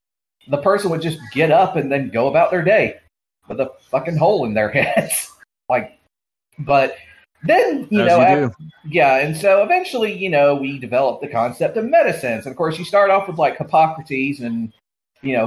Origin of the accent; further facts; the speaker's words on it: Georgia, United States; a pharmacist in my home state of Georgia